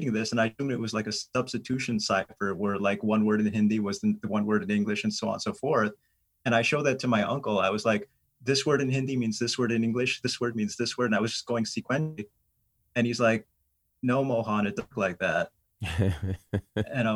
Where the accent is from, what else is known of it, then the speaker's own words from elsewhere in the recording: United States; I was born in the United States. My parents are from India, but I was born in the US.